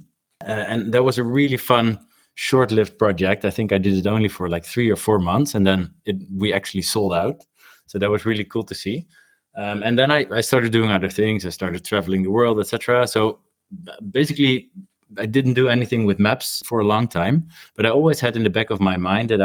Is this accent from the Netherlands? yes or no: yes; Rotterdam, South Holland, Netherlands; my hometown, which is Rotterdam here back in the Netherlands